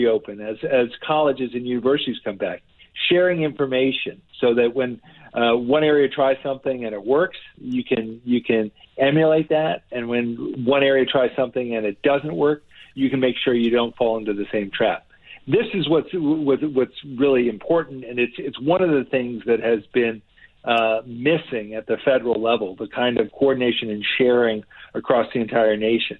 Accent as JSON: {"language": "English", "region": "New Jersey", "country": "United States", "tie": "born or raised there", "said": "New Jersey, this is my home state. I grew up here."}